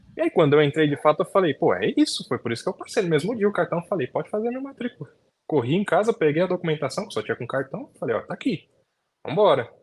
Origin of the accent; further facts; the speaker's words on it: São Paulo, Brazil; eu nasci fui criado aqui em São Paulo. Zona Norte.